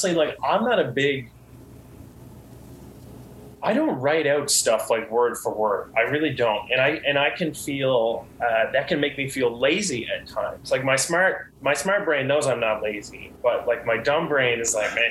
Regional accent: Gander, Newfoundland and Labrador, Canada; now in St. John's, Canada; I started doing like a Christmas show just in Gander, just like in my hometown

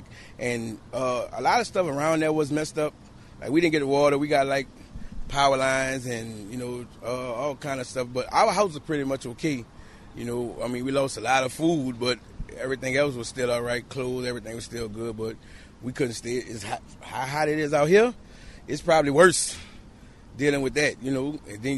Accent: New Orleans, Louisiana, United States; New Orleans, Louisiana.

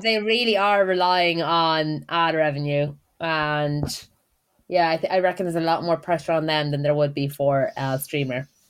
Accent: Ireland; accent: Irish; now in United Kingdom

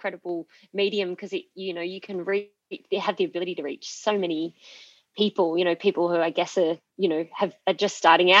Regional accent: Sydney, New South Wales, Australia; also born or lived in Perth, Australia; flew back interstate to Sydney, which is my home state

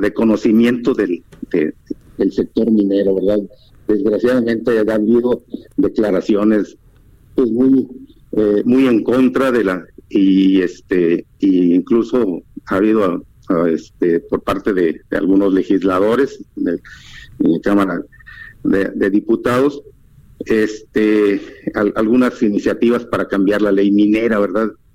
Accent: Mexico

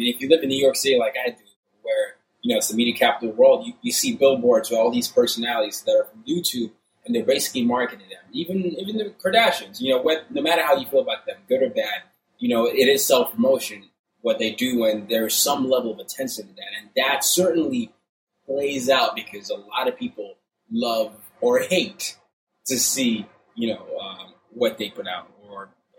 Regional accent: Burkina Faso; also born or lived in Nigeria; when I was growing up in Burkina Faso, and especially having to go to an American international school, and watching TV as a Nigerian

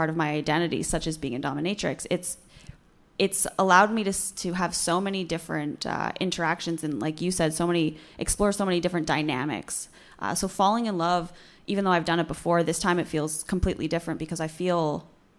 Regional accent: Vancouver, British Columbia, Canada; I'm from Vancouver

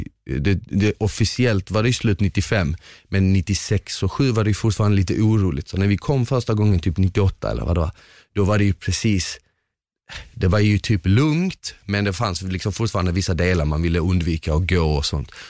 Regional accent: Malmö, Skåne, Sweden; Swedish is a second language; also born or lived in Bosnia; Jag växte mm. upp i Rosengård då.

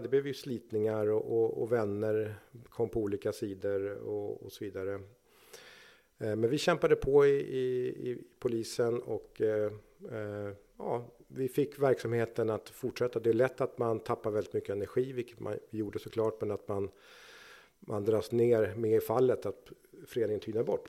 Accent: Nacka, Stockholm County, Sweden; jag är uppvuxen i Nacka

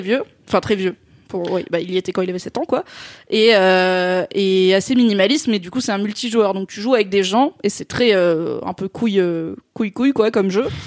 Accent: south-east France, France; les petites villes, euh, notamment du sud-est, puisque c'est là où j'ai grandi

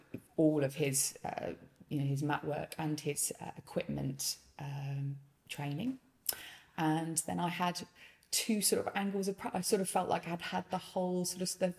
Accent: Nottingham, East Midlands, United Kingdom; moved away as an adult; also born or lived in London; now in Grantham, United Kingdom; Originally we're from Nottingham.

